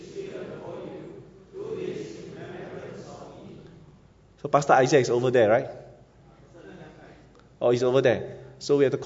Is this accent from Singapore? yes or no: yes; Singapore; moved away as an adult; also born or lived in Yunnan, China; I'm from Siglap Secondary School